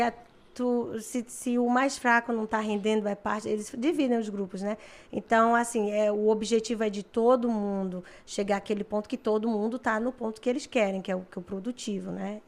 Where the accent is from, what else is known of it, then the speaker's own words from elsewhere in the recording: Fortaleza, Ceará, Brazil; moved away as an adult; also born or lived in Collingwood, Canada; now in Canada; eu venho de Fortaleza, lazer lá, dançar forrozinho todo fim de semana e tomar banho de praia no domingo